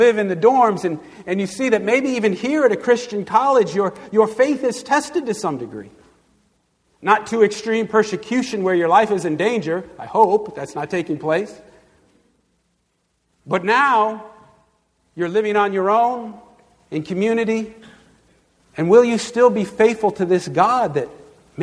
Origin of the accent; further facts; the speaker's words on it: Long Island, New York, United States; I grew up on Long Island